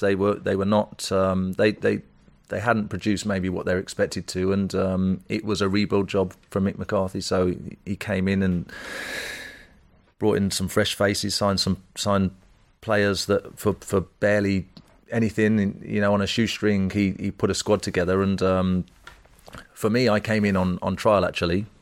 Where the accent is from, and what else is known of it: Wolverhampton, West Midlands, United Kingdom; born or raised there